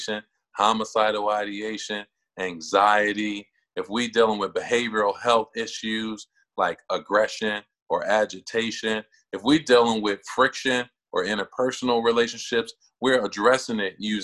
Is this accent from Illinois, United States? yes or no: yes; Chicago, Illinois, United States; now in Cincinnati, United States; I grew up on the south side of Chicago in a neighborhood called Jeffrey Manor